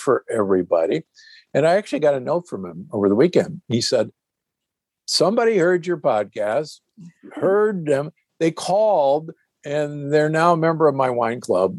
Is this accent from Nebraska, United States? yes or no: yes; Omaha, Nebraska, United States; I grew up in Omaha, Nebraska